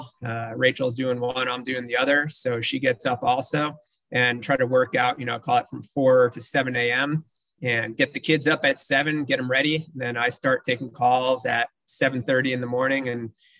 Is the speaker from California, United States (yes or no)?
no; New Jersey, United States; also born or lived in Los Angeles, United States / Nashville, United States; now in Houston, United States; growing up in New Jersey, moving out